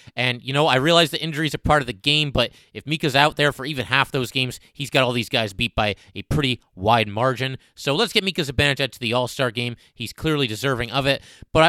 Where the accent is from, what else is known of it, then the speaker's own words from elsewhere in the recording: Connecticut, United States; I got to interview him a bunch of times and we're both from Connecticut